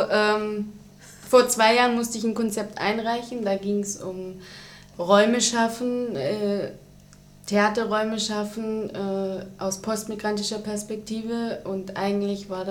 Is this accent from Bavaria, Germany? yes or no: no; Baden-Württemberg, Germany; ich komme aus Süddeutschland, äh, aus der Nähe von Stuttgart. Da gibt es eben ein großes Haus, das Staatstheater, und ein paar kleinere Häuser.